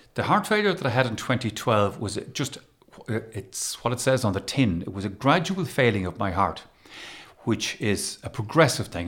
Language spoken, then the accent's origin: English; Galway, Connacht, Ireland; also born or lived in Waterford; I grew up in Galway. And, and I would identify with being a Galway person